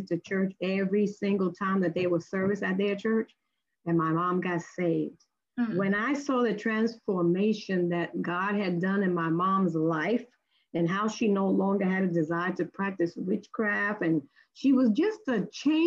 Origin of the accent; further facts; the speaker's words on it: New York City, New York, United States; I was born and raised in Brooklyn, New York